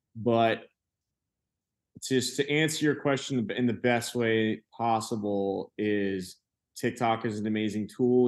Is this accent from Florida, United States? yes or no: yes; Venice, Florida, United States; I'm from South Florida. And if that mean, in, uh, when I mean that, but West Coast of Florida, like Venice, like, very small beach town